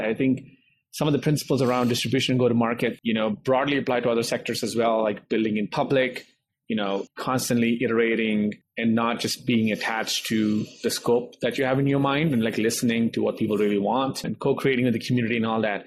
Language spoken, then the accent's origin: English; India; moved away as an adult; now in United States